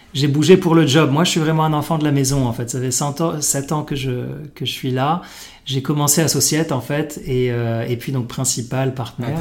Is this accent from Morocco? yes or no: yes; Morocco; moved away as an adult; also born or lived in Paris, France; j'ai grandi au Maroc, comme toi